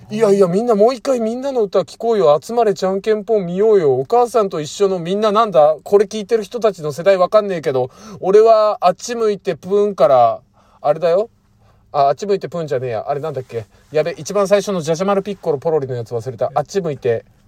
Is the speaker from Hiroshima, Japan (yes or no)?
no; Fukuoka, Japan; うちの地元がね、その原稿とかが来たところに近いところ、福岡県の